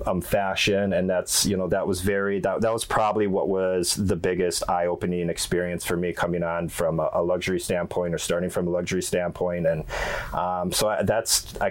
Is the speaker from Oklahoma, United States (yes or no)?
no; Milwaukee, Wisconsin, United States; moved away; also born or lived in Miami / Texas; I'm from Milwaukee, Wisconsin, where I don't think it's really the fashion capital of the world